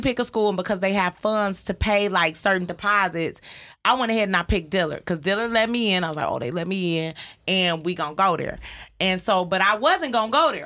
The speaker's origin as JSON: {"language": "English", "town": "Detroit", "region": "Michigan", "country": "United States", "tie": "born or raised there", "said": "I was raised on Joy Road"}